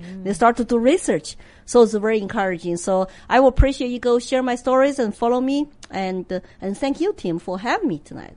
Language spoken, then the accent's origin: English; Sichuan, China; English is a second language; moved away as an adult; also born or lived in Austin, Texas / Hong Kong; now in United States; I'm from Sichuan